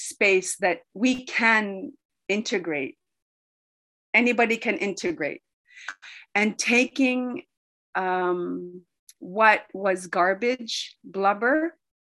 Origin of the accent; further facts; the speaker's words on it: Iqaluit, Nunavut, Canada; English is a second language; I am from Iqaluit Nunavut. I am Inuk